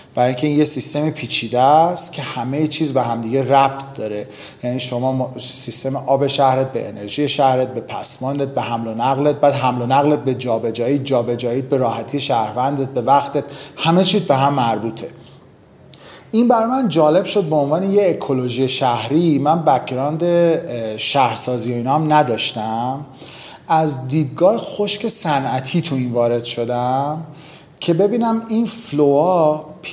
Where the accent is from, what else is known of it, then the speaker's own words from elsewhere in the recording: Iran; اوایل بچگیمون با دوران جنگ تو ایران